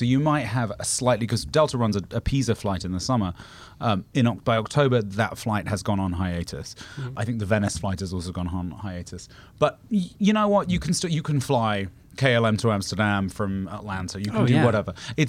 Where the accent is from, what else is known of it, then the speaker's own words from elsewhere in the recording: United Kingdom; as a British person